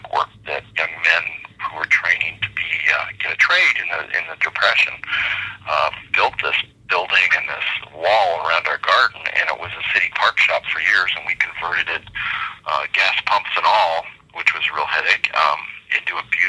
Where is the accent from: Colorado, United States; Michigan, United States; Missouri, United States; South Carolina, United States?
Colorado, United States; Denver; I grew up in Denver, Colorado proper